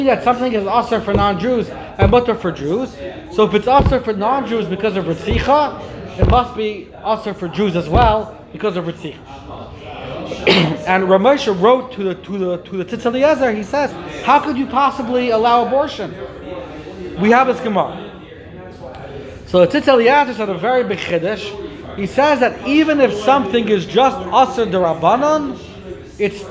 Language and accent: English; Lakewood, New Jersey, United States; when I was growing up in Lakewood